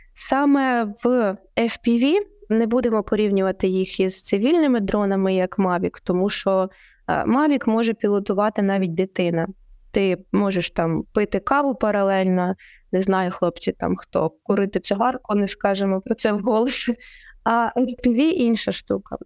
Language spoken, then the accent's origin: Ukrainian; Poltava Oblast, Ukraine; мою рідну Полтавську